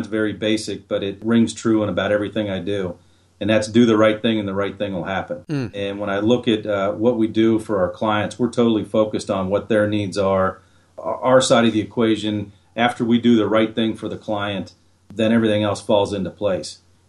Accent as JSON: {"language": "English", "region": "Ohio", "country": "United States", "tie": "born or raised there", "said": "I grew up in Central Ohio and there's some beautiful rolling hills there"}